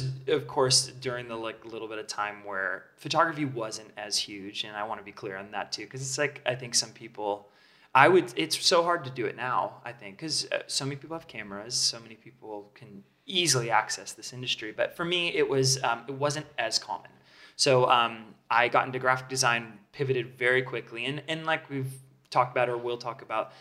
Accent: Southern California, United States; now in Los Angeles, United States; I grew up in Southern California. I always kind of been here out in the desert, a little bit more space

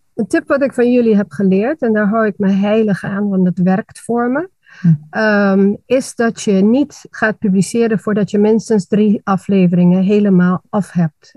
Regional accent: Aruba; moved away as an adult; now in Netherlands; ik ben geboren en getogen op Aruba

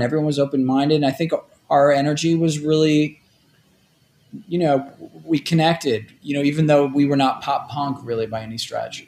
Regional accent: New York City, New York, United States; also born or lived in State College, Pennsylvania / Toledo, Ohio; I grew up in Rockaway uh, Beach, which is kind of like on the edge of Queens.

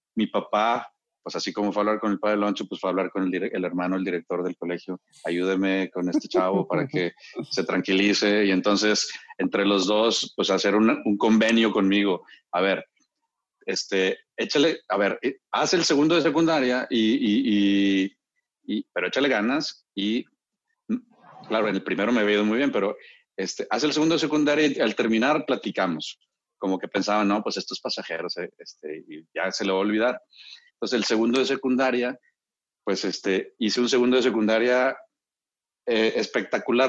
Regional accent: Monterrey, Nuevo León, Mexico; born or raised there; also born or lived in Mexico City

